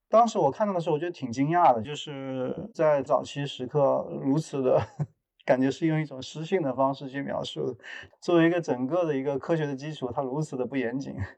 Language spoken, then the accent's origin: Chinese; Jingdezhen, Jiangxi, China; moved away; 我是一个生长于景德镇的艺术家